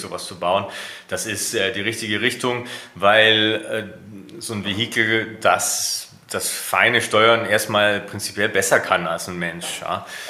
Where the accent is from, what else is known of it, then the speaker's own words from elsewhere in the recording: Germany; mein Heimatland